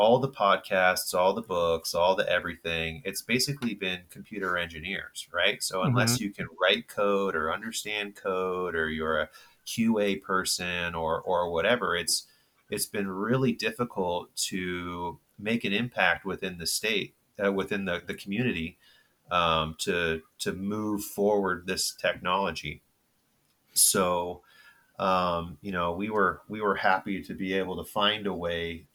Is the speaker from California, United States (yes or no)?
yes; Bay Area, Northern California, United States; grew up in Northern California in the Bay Area. Apple was walking distance from my house